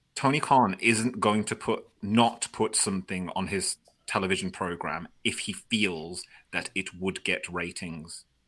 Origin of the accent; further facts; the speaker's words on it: United Kingdom; I'm British